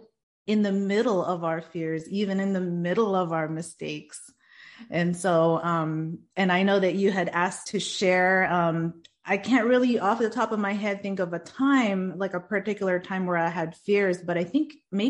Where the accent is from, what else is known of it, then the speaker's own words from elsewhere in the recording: Stockton, California, United States; I am from Stockton, California